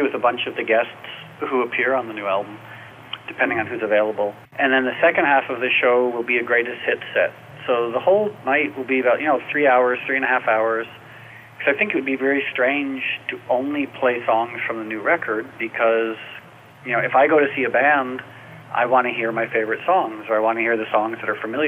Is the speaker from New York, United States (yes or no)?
yes; New York, United States; moved away as an adult; now in Los Angeles, United States; I was raised in New York, and I moved to L.A. a few years ago